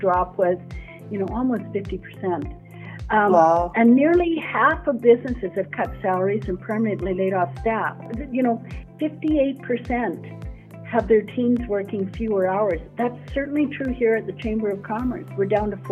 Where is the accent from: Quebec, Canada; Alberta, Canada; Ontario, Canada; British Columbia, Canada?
Alberta, Canada; Edmonton; a local girl, born and raised in Edmonton